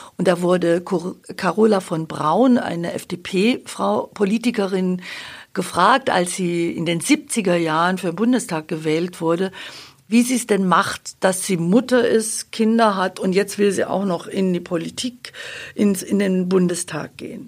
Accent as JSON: {"language": "German", "town": "Babenhausen", "region": "Bavaria", "country": "Germany", "tie": "born or raised there", "also_born_or_lived": "Augsburg / Munich / Dortmund", "moved": "as an adult", "said": "ich bin leidenschaftliche Schwäbin seit 97, 98 in Augsburg, aufgewachsen in Babenhausen"}